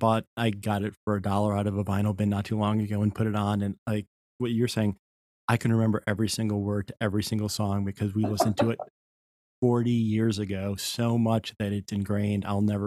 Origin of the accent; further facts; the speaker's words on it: Connecticut, United States; I didn't have older siblings and I grew up in Connecticut